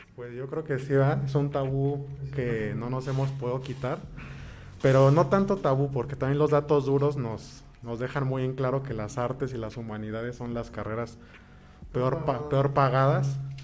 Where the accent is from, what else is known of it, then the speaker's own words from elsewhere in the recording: Toluca, State of Mexico, Mexico; moved away; also born or lived in Colima; yo soy originario de la ciudad de Toluca. Allá nací, allá crecí.